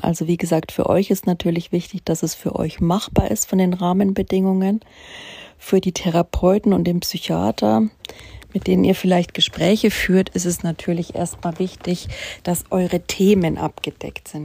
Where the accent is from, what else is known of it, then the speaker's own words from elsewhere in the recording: Bavaria, Germany; also born or lived in Munich; bei uns in Bayern am Chiemsee